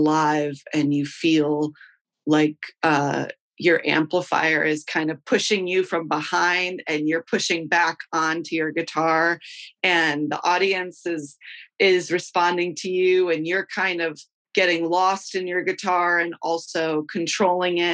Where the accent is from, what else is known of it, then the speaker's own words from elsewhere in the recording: Chicago, Illinois, United States; I'm from Chicago, and I play in a band called …